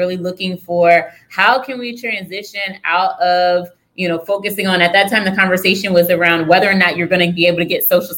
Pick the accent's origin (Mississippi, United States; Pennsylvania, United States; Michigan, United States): Pennsylvania, United States; rural; now in Baltimore, United States; I grew up in Pennsylvania in like a farm town, rural Pennsylvania